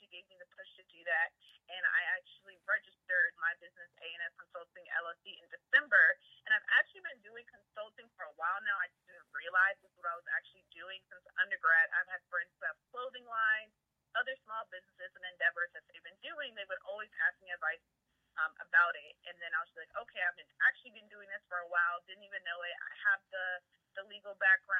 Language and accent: English; Prince George's County, Maryland, United States; I am from the DMV area. For people who do not know, that is D.C., Maryland, and Virginia, precisely Prince George's County, Maryland